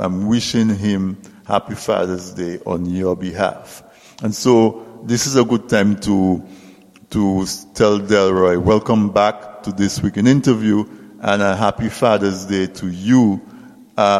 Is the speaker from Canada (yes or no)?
no; Castle Bruce, Saint David, Dominica; I grew up in Castle Bruce, from a farming family